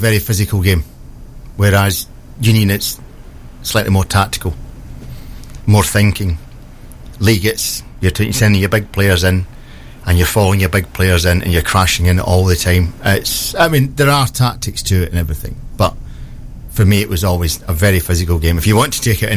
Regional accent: Rosyth, Scotland, United Kingdom; also born or lived in Old Kilpatrick / Twickenham; now in Newark, United Kingdom; I was born in a place called Old Kilpatrick, just outside Glasgow. I grew up in Rosyth, because we moved there when my dad worked in the dockyard

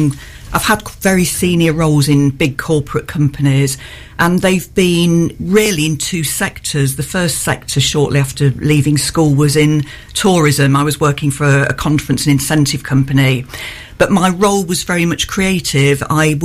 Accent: Oxton, East Midlands, United Kingdom; born there; although I was born near Newark in Oxton, near Southwell, I calculated the purpose of this show that I've moved 38 times.

